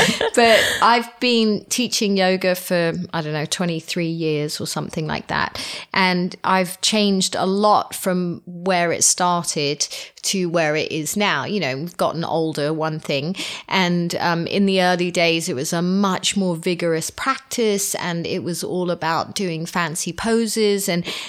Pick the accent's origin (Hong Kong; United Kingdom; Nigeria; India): Hong Kong; But we were raised in the East. So we were raised in Hong Kong, and it was always, you'd buy your vegetables and your fish and everything in a market